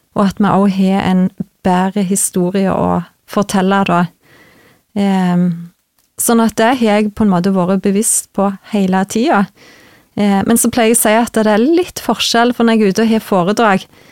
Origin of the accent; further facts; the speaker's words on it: Vigrestad, Rogaland, Norway; moved away as an adult; now in Trøndelag, Norway; Jeg er ifra Jæren, mhm. ifra Vigrestad. Mm. født og oppvokst